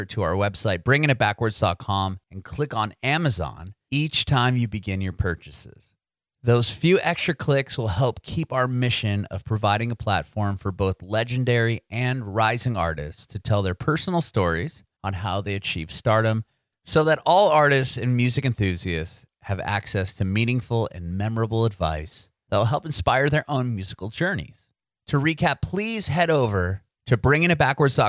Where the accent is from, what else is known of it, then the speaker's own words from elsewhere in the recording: San Diego, California, United States; I grew up in San Diego, which is literally on the border of Mexico